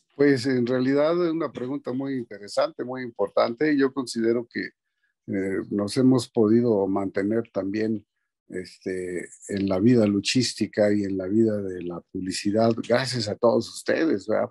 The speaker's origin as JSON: {"language": "Spanish", "region": "San Luis Potosí", "country": "Mexico", "tie": "born or raised there", "also_born_or_lived": "Mexico City", "moved": "as an adult", "said": "ahí en mi pueblo, donde soy yo, San Luis Potosí, este, a dos cuadras de donde yo vivía, la casa de mis padres"}